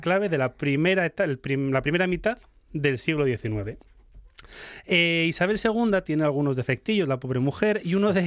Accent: Spain; lo que somos los españoles

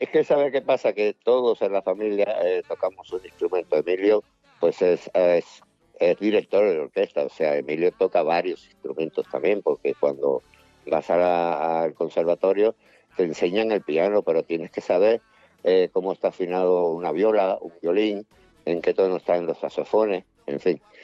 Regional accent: Cuba; moved away; mi tierra, yo nací allí

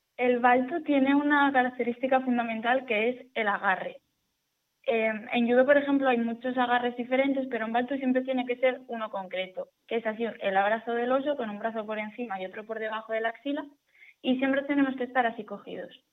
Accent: Asturias, Spain; yo que soy asturiana

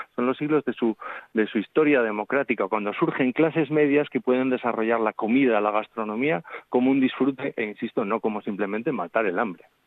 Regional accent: Zaragoza, Aragon, Spain; now in Asturias, Spain; yo llevo veintitantos años viviendo en Asturias, me siento asturiano, pero nací en Zaragoza, también me siento aragonés

